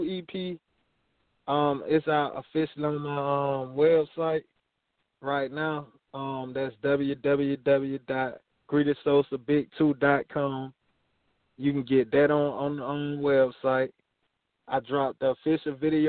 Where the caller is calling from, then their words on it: Montgomery, Alabama, United States; I'm calling from Montgomery, Alabama.